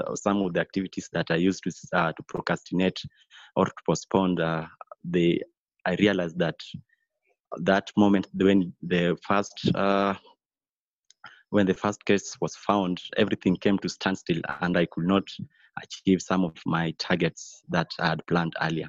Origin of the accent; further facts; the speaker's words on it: Nairobi, Kenya; being raised in slum